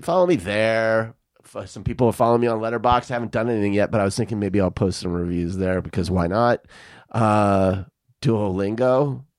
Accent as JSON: {"language": "English", "town": "Tucson", "region": "Arizona", "country": "United States", "tie": "born or raised there", "said": "I grew up in Tucson"}